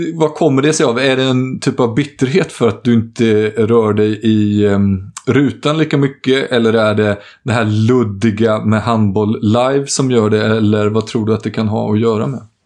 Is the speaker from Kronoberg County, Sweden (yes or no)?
no; Jönköping, Jönköping County, Sweden; moved away; jag var hemma i Jönköping egentligen för att eh, begrava farfar